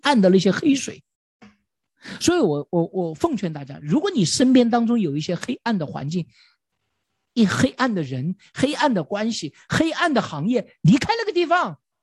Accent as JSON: {"language": "Chinese", "country": "China", "said": "对于我们中国人来说稍微有一点挑战"}